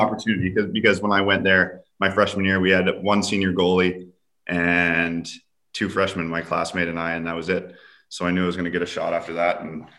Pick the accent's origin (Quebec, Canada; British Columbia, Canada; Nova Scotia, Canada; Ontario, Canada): British Columbia, Canada; Vancouver; So it's in my hometown.